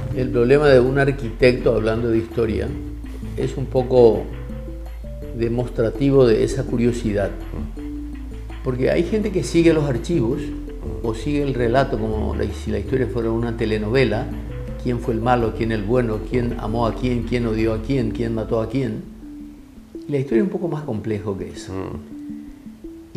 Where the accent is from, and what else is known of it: Paraguay